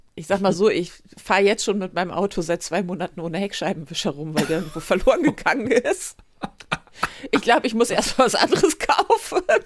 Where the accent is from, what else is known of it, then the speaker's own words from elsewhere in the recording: Northern Germany, Germany; Ich bin Norddeutsche, sehr auch.